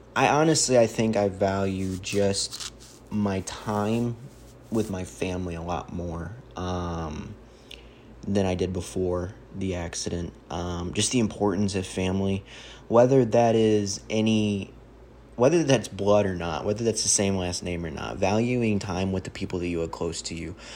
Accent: St. Charles, Missouri, United States; I'm a kid from Saint Charles, Missouri

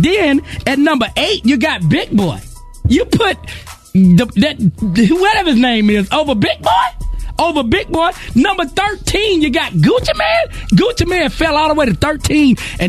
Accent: Charlotte, North Carolina, United States; I'm not from the A-Town. I'm from Charlotte, North Carolina, born and raised. I'm from the projects and the bricks of Charlotte, North Carolina. However, I'm a frequent visitor of the ATL. Them my relatives, my cousins down there.

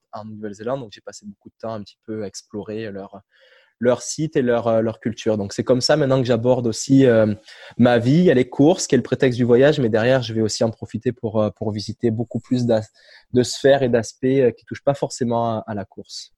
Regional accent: Cavaillon, Provence-Alpes-Côte d'Azur, France; moved away as an adult; also born or lived in Guadeloupe; now in Montreal, Canada; je suis originaire euh, du sud de la France, Cavaillon, une petite, ville dans le sud-est, proche de Marseille

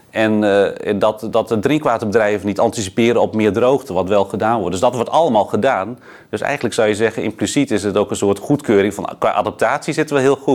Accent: Groningen, Netherlands; Nou ja, ik kom uit Groningen.

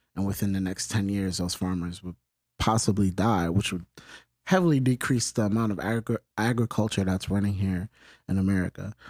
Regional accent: New York City, New York, United States; I'm from the Bronx

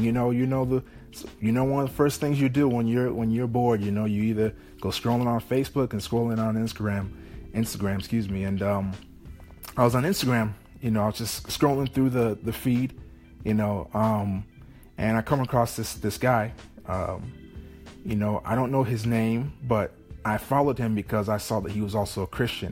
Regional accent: Chicago, Illinois, United States; moved away as an adult; now in London, United Kingdom; I'm from Chicago, Illinois

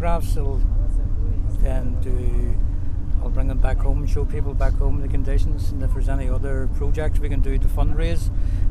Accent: Belfast, Northern Ireland, United Kingdom; I come from Belfast, and I'm 53.

